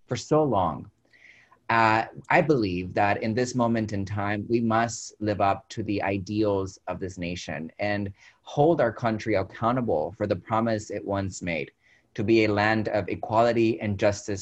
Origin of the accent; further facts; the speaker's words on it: Dalton, Georgia, United States; moved away as an adult; now in Texas, United States; I grew up in a small town in Georgia, Dalton